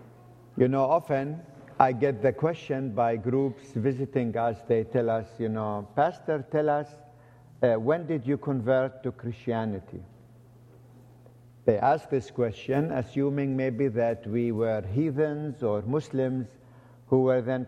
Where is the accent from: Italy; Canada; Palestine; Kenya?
Palestine; Bethlehem, West Bank; So that's my hometown. This is where I was born